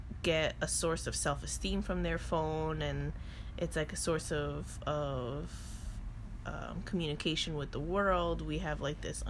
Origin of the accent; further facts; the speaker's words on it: New York, United States; I'm from New York